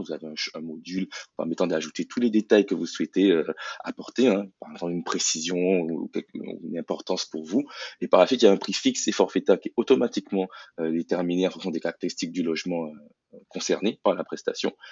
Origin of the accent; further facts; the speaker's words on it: Guadeloupe; je suis issu de la Guadeloupe